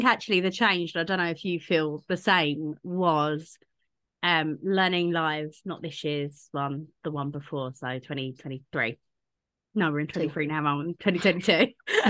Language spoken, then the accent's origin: English; United Kingdom; us Brits